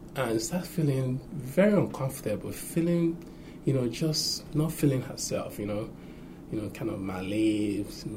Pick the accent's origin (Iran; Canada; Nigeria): Nigeria; growing up in Nigeria